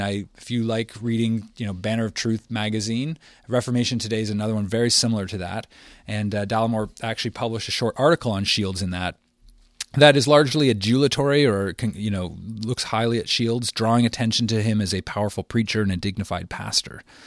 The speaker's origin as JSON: {"language": "English", "town": "Windsor", "region": "Ontario", "country": "Canada", "tie": "born or raised there", "said": "my hometown of Windsor"}